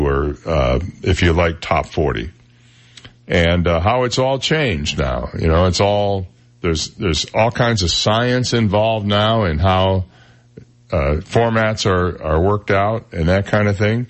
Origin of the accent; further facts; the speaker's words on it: Flint, Michigan, United States; now in Southwest Florida, United States; I grew up in Flint, Michigan